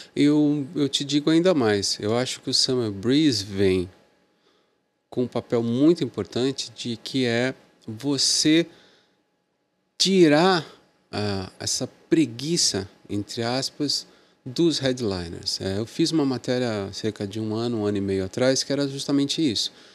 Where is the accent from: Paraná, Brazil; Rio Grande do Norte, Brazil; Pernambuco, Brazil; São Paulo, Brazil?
São Paulo, Brazil; Santos; Eu sou de Santos